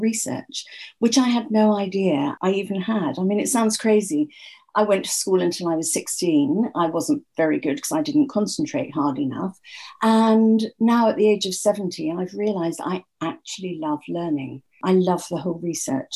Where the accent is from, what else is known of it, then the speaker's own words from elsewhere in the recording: England, United Kingdom; I'm English.